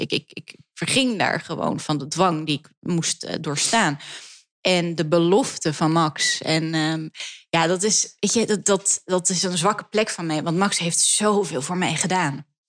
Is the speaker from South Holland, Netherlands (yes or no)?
no; Amsterdam, North Holland, Netherlands; ik groeide op op het Grijder. Dat is de enige Joodse orthodoxe school die we hebben in Nederland, in Amsterdam